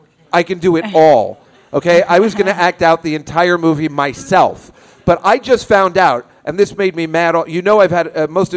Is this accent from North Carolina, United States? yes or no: no; New Jersey, United States; I'm from Jersey.